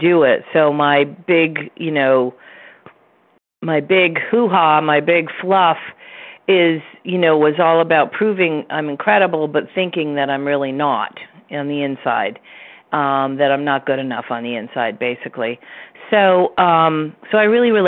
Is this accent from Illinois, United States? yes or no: no; Vermont, United States; we're both from Vermont